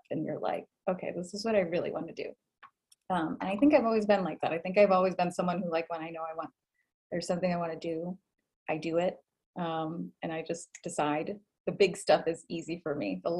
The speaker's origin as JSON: {"language": "English", "town": "Boston", "region": "Massachusetts", "country": "United States", "moved": "yes", "said": "I am originally from Boston."}